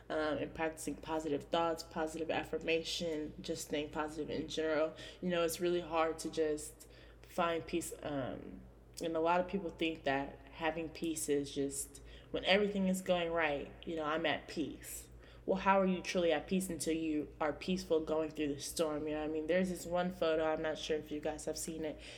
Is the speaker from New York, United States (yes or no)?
no; California, United States; born there; now in Indiana, United States; I was born in California. Um, hopefully, my dad and stepmom are listening to this. Um, but yes, I am born from California. Uh, I moved here um, to Indiana.